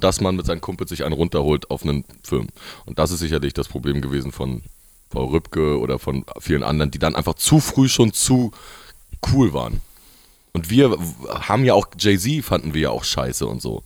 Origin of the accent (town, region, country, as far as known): Rostock, Mecklenburg-Vorpommern, Germany